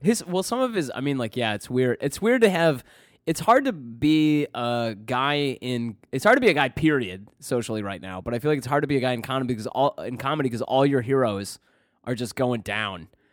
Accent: Michigan, United States; moved away

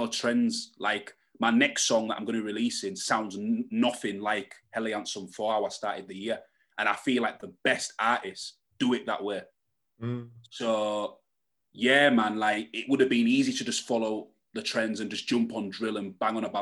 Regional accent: Hull, Yorkshire and the Humber, United Kingdom; I'm from Hull, where there's no blueprint for acts like me, and there's no industry infrastructure in Hull

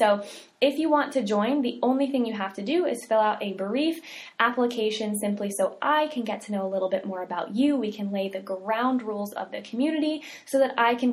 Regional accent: the South, United States; We're from the South

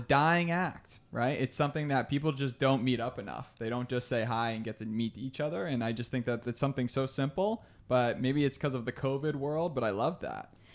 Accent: Albany, New York, United States; we're both, oh, uh, Albany, New Yorkers, so upstate New

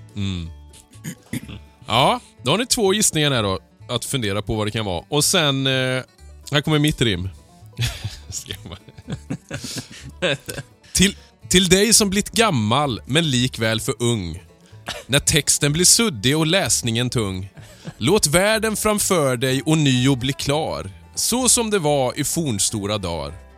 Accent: Kalmar County, Sweden; moved away; also born or lived in Småland; På Öland, där vi är ifrån alla tre

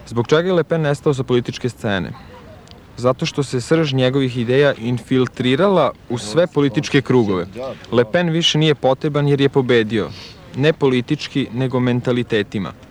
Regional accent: Vojvodina, Serbia; Ono, ja sam iz Vojvodine, tako da, ovo, ovaj

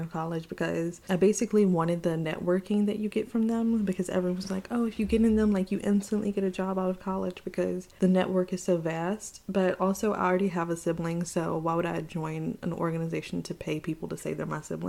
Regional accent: the South, United States; I grew up in the South

